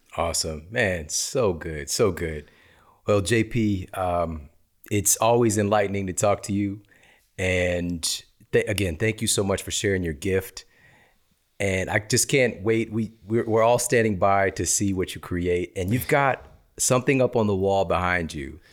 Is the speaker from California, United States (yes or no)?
no; Ferguson, Missouri, United States; moved away; also born or lived in East St. Louis; I'm from East St. Louis, Missouri, Ferguson, Missouri. And what I came up around, what I saw growing up, the environment that I came from